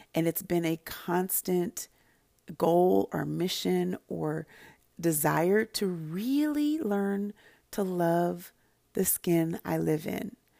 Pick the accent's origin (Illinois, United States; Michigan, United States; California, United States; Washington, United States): California, United States; Santa Barbara; I grew up in Santa Barbara, California